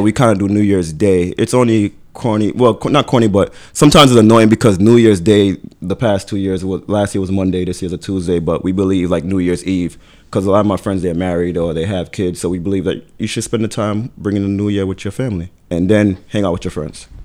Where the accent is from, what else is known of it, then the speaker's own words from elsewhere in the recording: Brooklyn, New York, United States; I'm from Brooklyn.